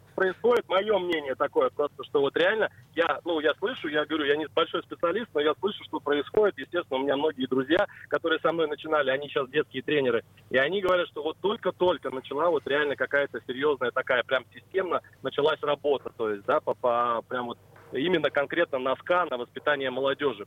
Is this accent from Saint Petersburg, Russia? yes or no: yes; Kolpino, Saint Petersburg, Russia; moved away; also born or lived in Moscow; я родился в Колпино